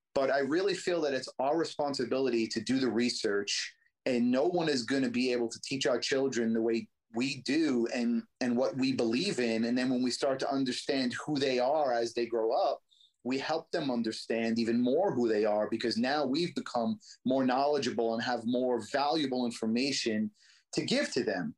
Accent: New York City, New York, United States; I grew up in Brooklyn in the streets and, you know, had a tough life

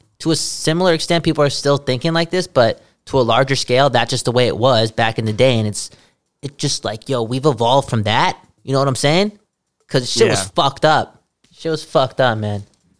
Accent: Canada; on our passports, you know, we're Canadian.

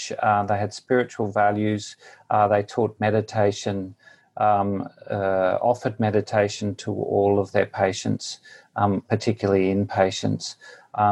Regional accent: Queensland, Australia; moved away as an adult; also born or lived in Newcastle, New South Wales, Australia; now in India; I grew up in Australia. Originally, my first 24 years were spent in Queensland, the state of Queensland

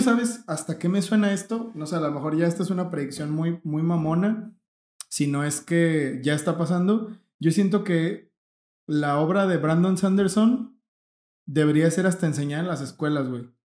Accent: Mexico; nosotros somos mexicanos

